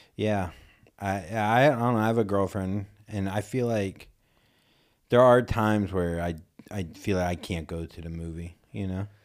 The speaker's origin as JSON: {"language": "English", "region": "Florida", "country": "United States", "said": "I'm from Florida"}